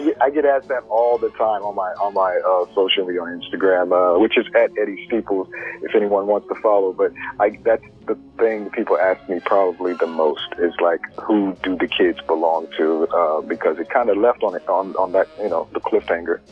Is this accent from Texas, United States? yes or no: yes; Spring, Texas, United States; growing up in Spring, Texas